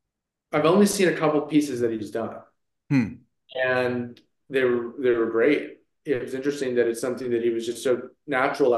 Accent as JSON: {"language": "English", "region": "Maryland", "country": "United States", "tie": "born or raised there", "also_born_or_lived": "Northern California", "moved": "yes", "lives_now": "Los Angeles, United States", "said": "I grew up kind of both on the East Coast in Maryland"}